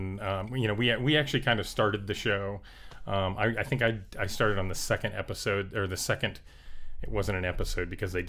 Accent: South Florida, United States; moved away as an adult; also born or lived in Colorado / Ohio / Orlando; So I grew up in South Florida, and then I went off to school at University of Colorado and Ohio State.

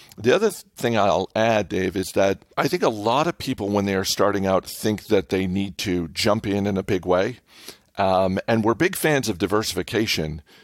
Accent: New England, United States; I grew up in New England

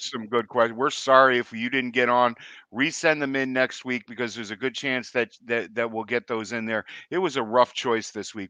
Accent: Gloucester, Massachusetts, United States; born or raised there

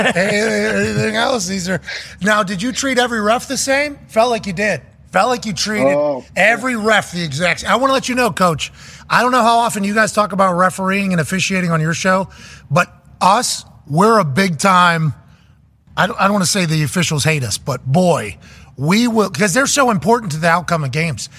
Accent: Plum, Pennsylvania, United States; I'm just a white trash kid from Plum

